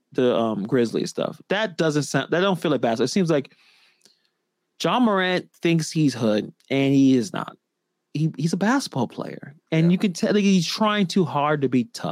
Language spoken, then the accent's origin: English; New York City, New York, United States; I'm born and raised in Brooklyn